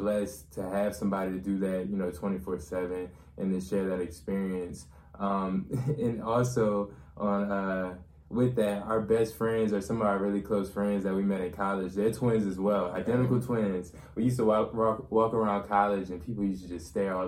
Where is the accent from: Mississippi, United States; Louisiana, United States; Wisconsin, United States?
Louisiana, United States; New Orleans; moved away as an adult; also born or lived in Slidell, Louisiana; now in Shreveport, United States; We lived in Slidell, but we mostly grew up in New Orleans. We went to school in New Orleans our whole lives